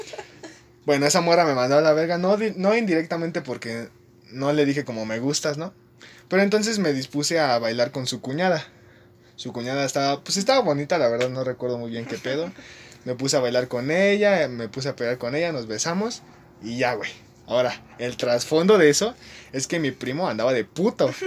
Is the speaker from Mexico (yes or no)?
yes; Mexico City, Mexico; Somos del mero centro, Chelangos